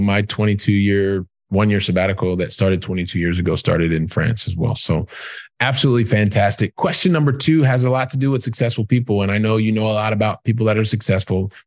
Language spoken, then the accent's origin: English; Columbus, Ohio, United States; moved away as an adult; also born or lived in Europe; I'm from Columbus, Ohio